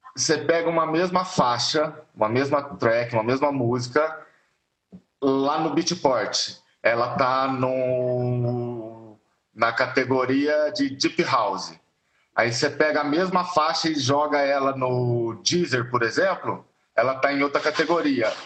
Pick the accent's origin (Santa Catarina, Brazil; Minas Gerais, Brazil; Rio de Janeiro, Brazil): Minas Gerais, Brazil; now in São Paulo, Brazil; eu sou mineiro e a banda era todo mundo morava em Minas